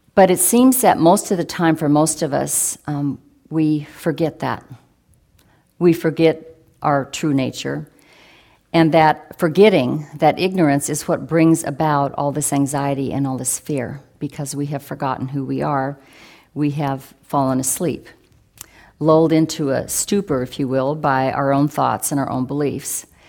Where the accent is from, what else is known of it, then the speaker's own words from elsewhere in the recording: Oregon, United States; a young person growing up in Rillsburg, Oregon